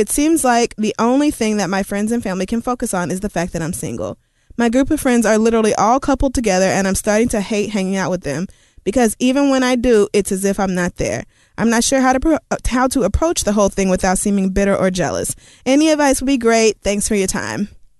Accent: Oklahoma, United States; moved away; I grew up in Oklahoma and went to school in Oklahoma.

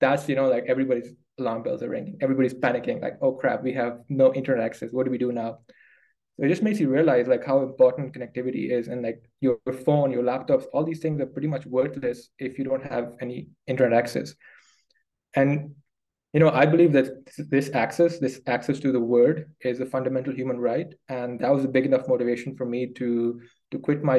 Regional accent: Pakistan; moved away as an adult; also born or lived in United Kingdom; I grew up in Pakistan and, you know, born and bred in Pakistan. Then I moved to the UK to study

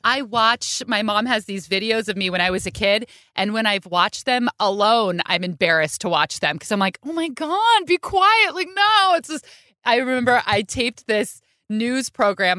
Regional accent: Bay Area, California, United States; I grew up in the Bay Area

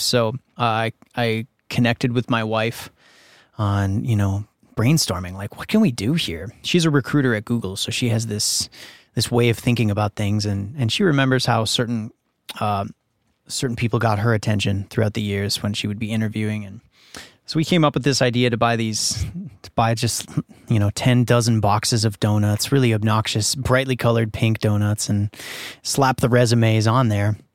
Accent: Minnesota, United States; moved away as an adult; also born or lived in Winnipeg, Manitoba, Canada; now in Los Angeles, United States; in Minnesota, where I grew up after moving here from Canada, where I was born in Winnipeg

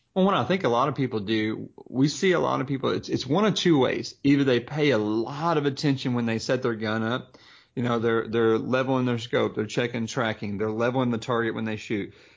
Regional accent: the South, United States; growing up in the South

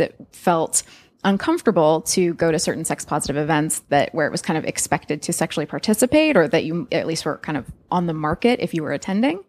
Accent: California, United States; also born or lived in Australia; now in New York, United States; we grew up in California, but now live in New York

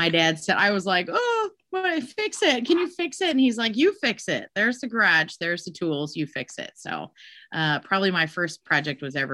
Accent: Des Moines, Iowa, United States; I am born and raised in Des Moines, Iowa

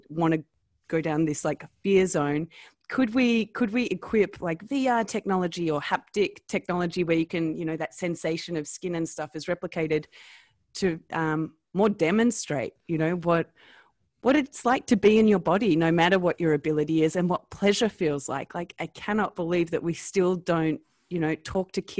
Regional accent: Australia; accent: Australian; my Australian accent, and I'm Australian

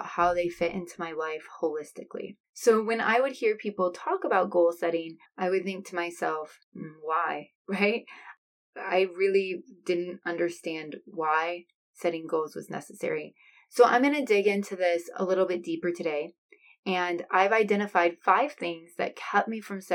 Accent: Iowa, United States; I am from Iowa

